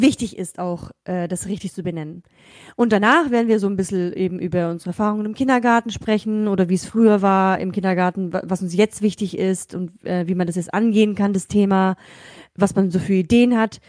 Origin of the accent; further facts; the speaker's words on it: Germany; also born or lived in Kazakhstan; bin in Kasachstan geboren und in Deutschland aufgewachsen